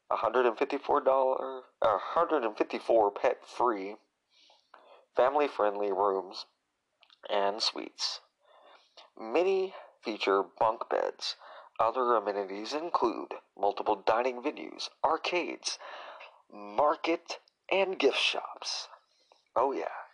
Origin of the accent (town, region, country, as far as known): Tennessee, United States; born or raised there; also born or lived in Illinois, United States / Indiana, United States